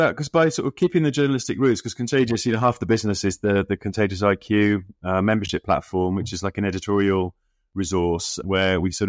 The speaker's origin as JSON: {"language": "English", "town": "Middlesbrough", "region": "North East England", "country": "United Kingdom", "tie": "born or raised there", "said": "growing up in Middlesbrough and expecting to go off on this completely different route and journalism."}